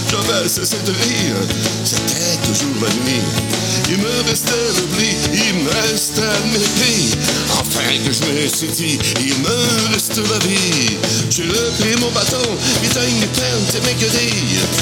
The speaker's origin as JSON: {"language": "French", "town": "Shawinigan", "region": "Quebec", "country": "Canada", "said": "moi aussi, je viens de Shawinigan, on a un accent, tu sais"}